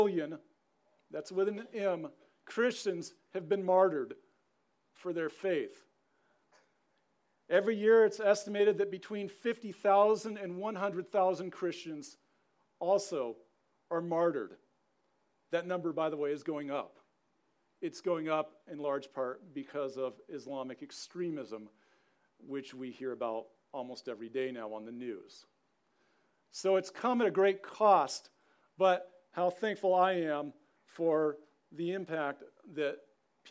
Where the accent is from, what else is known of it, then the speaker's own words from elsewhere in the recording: Southern California, United States; moved away as an adult; also born or lived in Helena, Montana; Growing up in Southern California